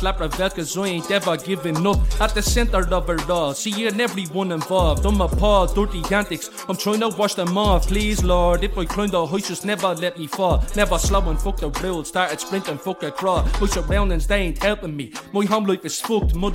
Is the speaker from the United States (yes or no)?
no; Dublin, Leinster, Ireland; I grew up in O'Devany Gardens